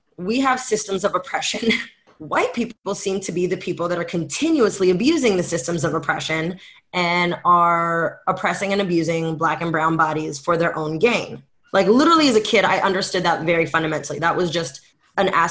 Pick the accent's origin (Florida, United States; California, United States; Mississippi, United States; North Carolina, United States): California, United States; Bay Area; first language French; English is a second language; also born or lived in Africa; I grew up in the Bay. I am Bay Area born and bred as far as America goes.